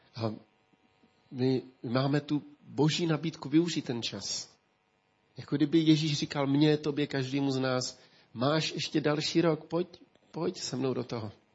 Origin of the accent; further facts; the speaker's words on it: Ústí, Czechia; Já si pamatuju jako kluk, když eh, tady v Ústí